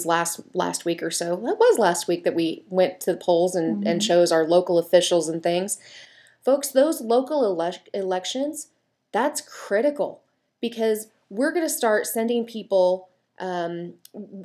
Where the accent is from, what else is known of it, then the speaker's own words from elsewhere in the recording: Chapman, Kansas, United States; moved away; I'm a product of the Chapman School District.